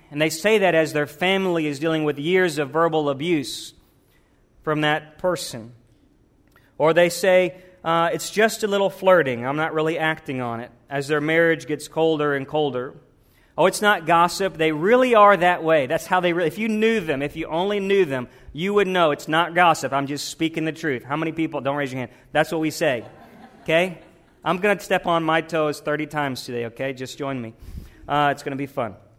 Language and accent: English; the South, United States; Growing up in the South